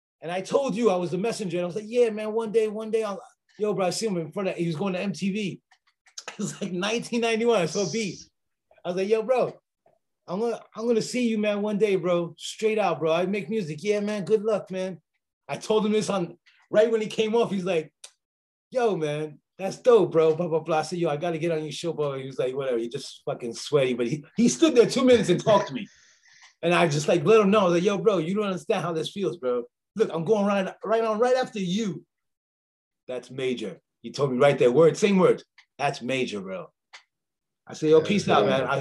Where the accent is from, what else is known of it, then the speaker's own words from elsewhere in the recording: Union City, New Jersey, United States; moved away as an adult; also born or lived in Bronx, New York; now in France; I'm from Union City, New Jersey, and I come from a place where nobody ever wants to see you better than them